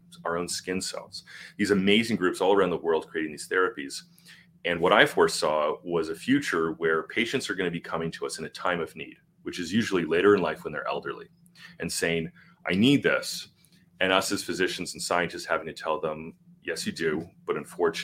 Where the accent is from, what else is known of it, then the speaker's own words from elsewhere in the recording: Canada; I'm Canadian.